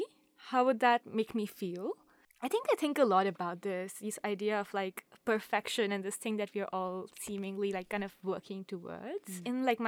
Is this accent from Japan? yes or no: yes; Saga, Japan; I am a sophomore from Saga, and I use she, her pronouns